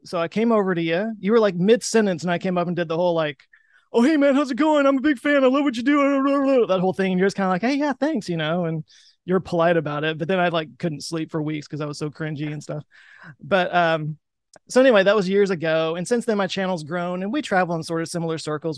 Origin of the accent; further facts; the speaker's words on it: Texas, United States; I'm a Texan.